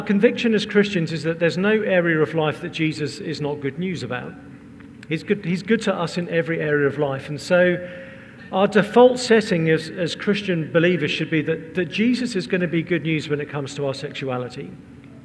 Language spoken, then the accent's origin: English; England, United Kingdom; We're English